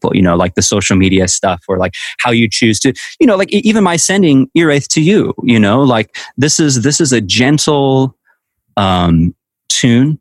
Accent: Walla Walla, Washington, United States; my dad used to own a John Deere dealership in my hometown of Walla Walla, Washington

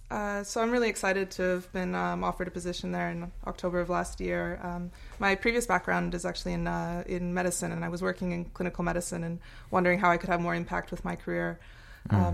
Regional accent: Australia; born there; Ah, I was I was born in Australia actually, but um, to Americans, I have I have, th I have, three. I was born with pretty much with three citizenships.

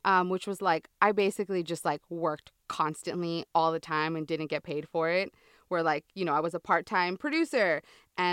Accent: San Diego, California, United States; I'm from San Diego, town. So I'm a border girl.

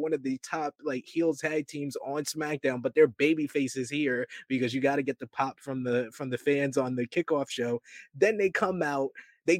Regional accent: New York, United States; As a New Yorker

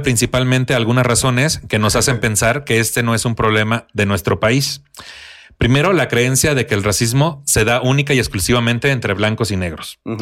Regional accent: Tampico, Tamaulipas, Mexico; moved away; allá en Tampico, en mi tierra

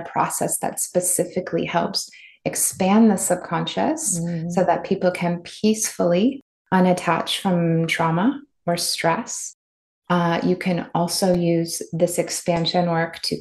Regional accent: Midwest, United States; I grew up in the Midwest

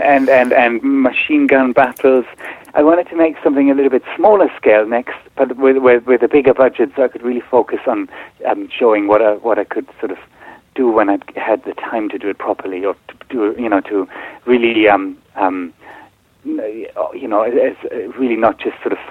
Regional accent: Berlin, Germany; also born or lived in Singapore; now in London, United Kingdom; I was born in Singapore. I grew up in Berlin. I lived in London for a long time now.

